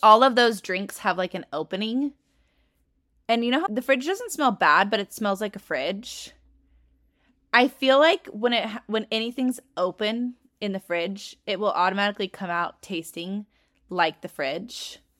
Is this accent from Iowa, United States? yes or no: no; California, United States; I grew up in California.